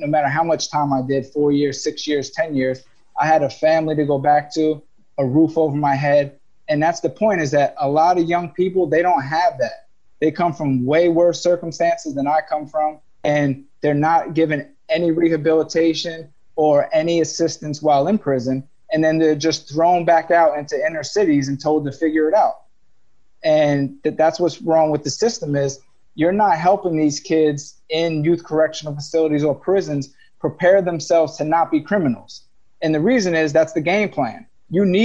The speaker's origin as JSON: {"language": "English", "town": "Rahway", "region": "New Jersey", "country": "United States", "said": "We come from Rahway, New Jersey, a place where it's not a lot of crime"}